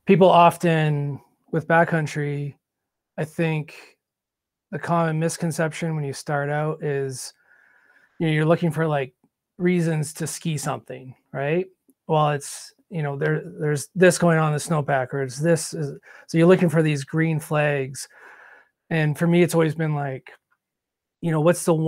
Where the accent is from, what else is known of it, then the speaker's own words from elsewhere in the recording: Canada; also born or lived in Quebec / Ontario; I grew up skiing bush in Quebec and Ontario